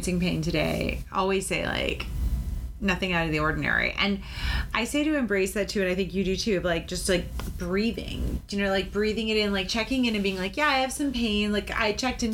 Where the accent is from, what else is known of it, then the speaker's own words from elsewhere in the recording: Wellfleet, Massachusetts, United States; where I grew up in Wellfleet, Newcomb's Hollow